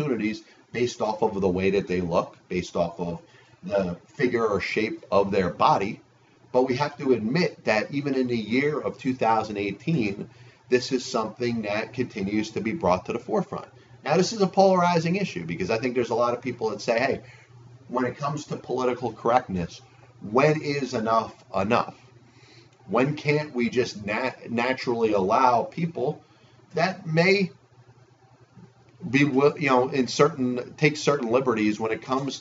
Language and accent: English; United States; I'm an American